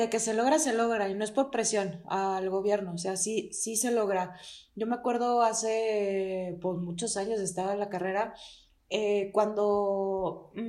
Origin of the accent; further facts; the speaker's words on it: Durango, Mexico; yo también soy de Durango, pero no vivo en Durango